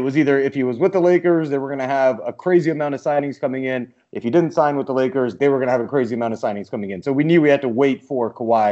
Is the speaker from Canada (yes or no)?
yes; Canada; we're both Canadian